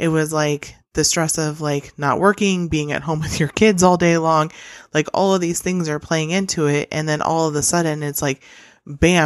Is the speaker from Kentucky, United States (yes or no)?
no; Nebraska, United States; I'm from Nebraska